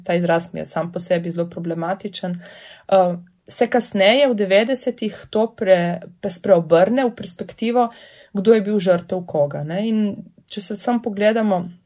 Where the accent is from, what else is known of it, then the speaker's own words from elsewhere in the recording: Primorska, Goriška, Slovenia; prihajam iz Primorske, torej iz Goriške, kjer je vseeno ta pripoved bila del moje identitete od zgodnega otroštva